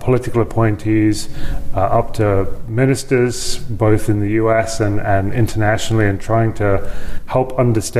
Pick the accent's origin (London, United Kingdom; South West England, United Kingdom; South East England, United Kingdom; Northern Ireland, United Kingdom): London, United Kingdom; moved away as an adult; also born or lived in Los Angeles, United States; now in Lincoln, Nebraska, United States; I grew up in the United Kingdom, in London, in suburban London